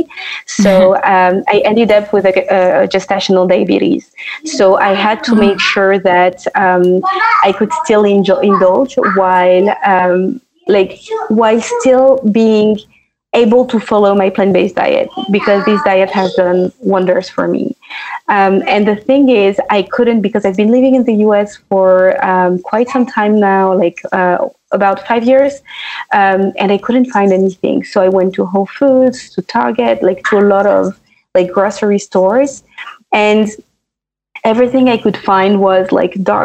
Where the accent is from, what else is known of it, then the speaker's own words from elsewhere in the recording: France; moved away; also born or lived in London; initially I was born and raised in France